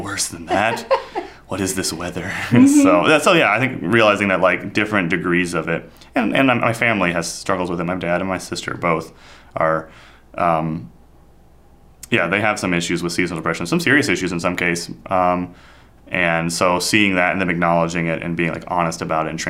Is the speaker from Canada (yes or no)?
no; India; moved away; Growing up in India, we have a 3-month monsoon